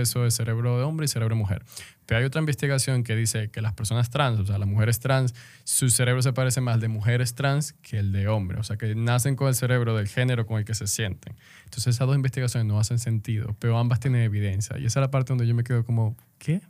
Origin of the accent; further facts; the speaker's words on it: Venezuela; moved away as an adult; now in Dominican Republic; soy venezolano